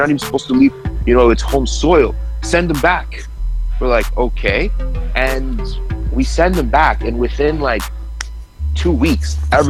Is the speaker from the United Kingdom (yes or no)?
no; Costa Rica; born there; That's where my parents are from, right? Like I was born in Costa Rica.